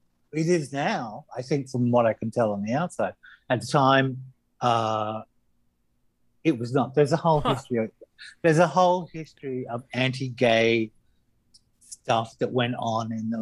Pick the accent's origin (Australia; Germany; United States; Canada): Australia; So I'm very opinionated, and being Australian, I'm a bit too honest.